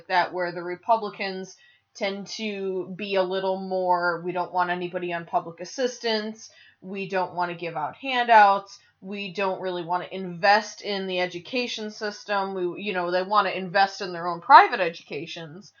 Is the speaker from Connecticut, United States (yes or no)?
no; North Tonawanda, New York, United States; moved away; also born or lived in Buffalo, New York; my North Tonawanda, New York education system, like, education that I grew up with was fantastic